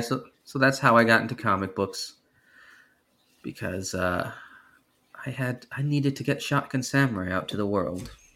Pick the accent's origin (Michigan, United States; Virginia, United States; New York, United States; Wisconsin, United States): New York, United States; now in California, United States; I am from New York originally. I just happen to live in California now